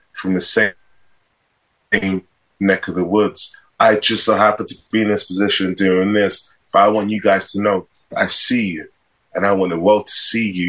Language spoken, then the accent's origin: English; London, United Kingdom; I grew up in London, Hackney.